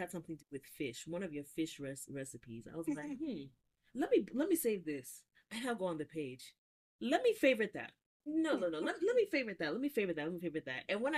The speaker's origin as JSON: {"language": "English", "country": "Nigeria", "said": "as a Nigerian content creator, if you only make Nigerian food, that's wrong, right?"}